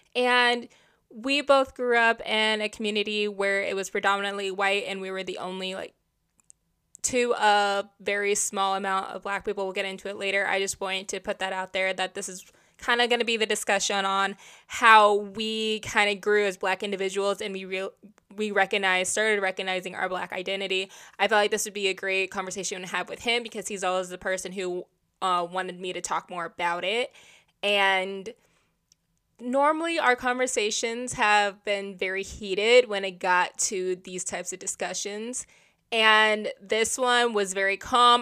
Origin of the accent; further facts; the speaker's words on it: Indiana, United States; where we grew up in Indiana